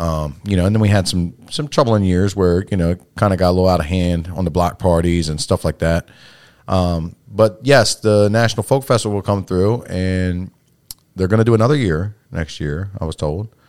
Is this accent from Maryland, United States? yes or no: yes; Salisbury, Maryland, United States; born and raised in Salisbury all my life.